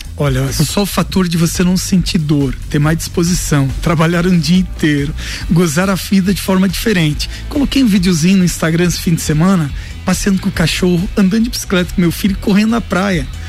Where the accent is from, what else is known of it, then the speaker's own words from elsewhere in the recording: Lages, Santa Catarina, Brazil; Lages, né? Minha cidade natal não quis sair daqui